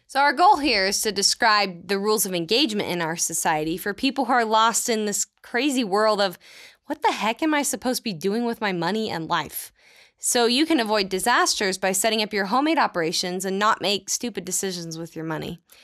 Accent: Texas, United States; moved away; also born or lived in Utah; I'm originally from the great state of Texas

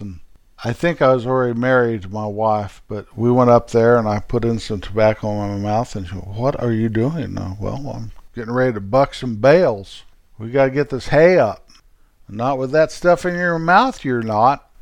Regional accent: Rocky Mountains, United States; raised in the Rocky Mountains

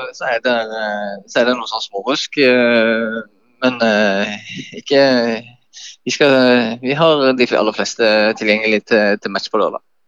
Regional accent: Kristiansand, Agder, Norway; Jeg vokste opp på Hellemyr

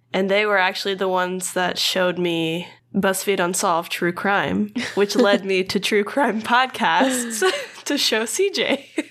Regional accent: Louisiana, United States; moved away; I am from Louisiana, where the humidity is the worst in the entire world.

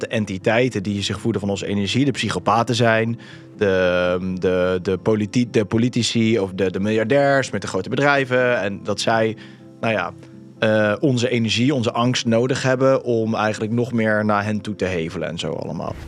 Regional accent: Netherlands; zijn wij Nederlanders

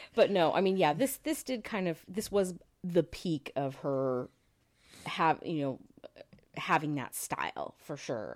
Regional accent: California, United States; we grew up in California

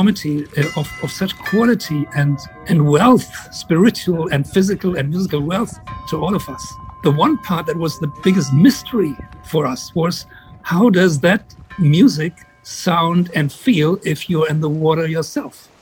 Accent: Frankfurt, Hesse, Germany; Frankfurt, which was my hometown.

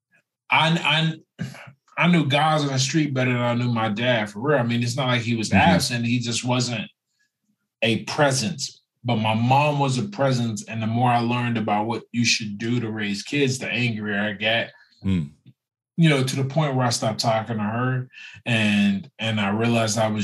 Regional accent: Pennsylvania, United States; now in California, United States; I grew up in Pennsylvania

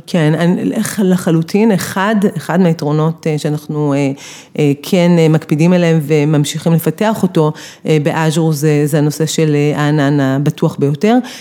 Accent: Beersheba, Southern District, Israel; אני מבאר שבע

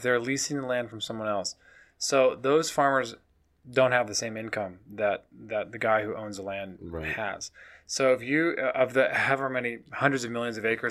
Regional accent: Midwest, United States; I'm from the Midwest

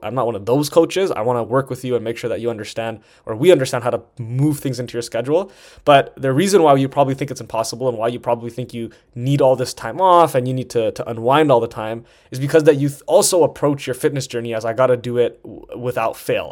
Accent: Toronto, Ontario, Canada; moved away as an adult; also born or lived in Vancouver; I'm from Toronto and I was living, living in Vancouver at the time.

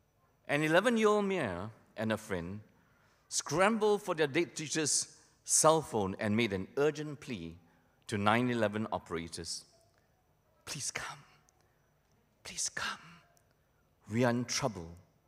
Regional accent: Malaysia; black and white television that I grew up with in Malaysia, my family was too poor to have a television set.

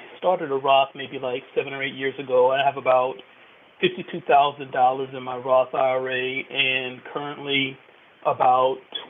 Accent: North Carolina, United States; now in Virginia, United States; My hope is to possibly move back home. My home is North Carolina, actually.

